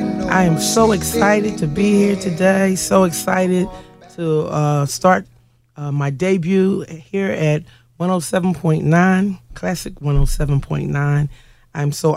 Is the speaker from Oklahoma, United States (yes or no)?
no; Philadelphia, Pennsylvania, United States; I was born and raised here in Philadelphia, PA, raised mostly in West Philly, but since been residing here in Southwest Philly for over 20 years